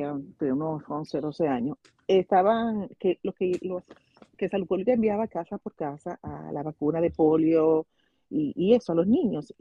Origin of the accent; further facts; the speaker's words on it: Santo Domingo Este, Distrito Nacional, Dominican Republic; Yo, nací en Santo Domingo, en el ensancho Sama